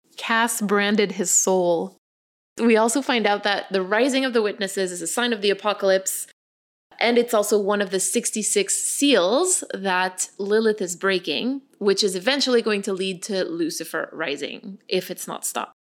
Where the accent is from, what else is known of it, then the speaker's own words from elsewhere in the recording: Canada; we're Canadian